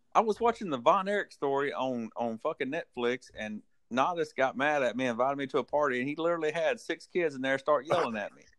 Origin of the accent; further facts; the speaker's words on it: Texas, United States; I'm from Texas.